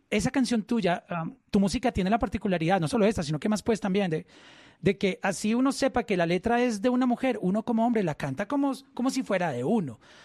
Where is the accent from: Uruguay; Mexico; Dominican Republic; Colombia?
Colombia; como colombiano